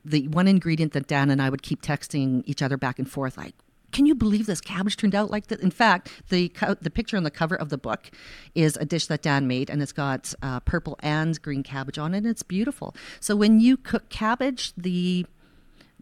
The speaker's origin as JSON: {"language": "English", "region": "Saskatchewan", "country": "Canada", "tie": "born or raised there", "said": "where I grew up in Saskatchewan"}